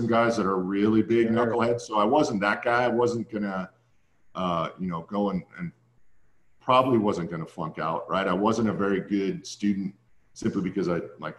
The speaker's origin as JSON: {"language": "English", "town": "Santa Barbara", "region": "California", "country": "United States", "tie": "born or raised there", "said": "It was my hometown"}